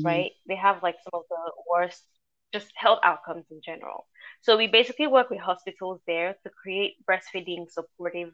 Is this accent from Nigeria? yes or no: yes; Ilorin, Kwara, Nigeria; moved away as an adult; now in Boston, United States; I was born and raised in Nigeria, specifically Ilorin. So I'm an Ilorin girl through and through